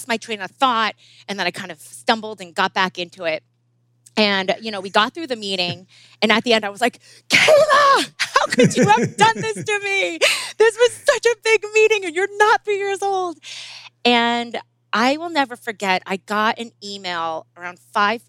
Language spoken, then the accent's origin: English; New Jersey, United States; I was born and raised in New Jersey and proud of it